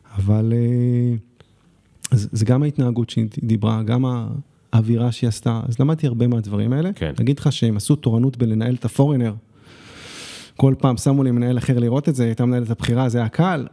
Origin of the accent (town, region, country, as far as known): Israel; also born or lived in Shanghai, China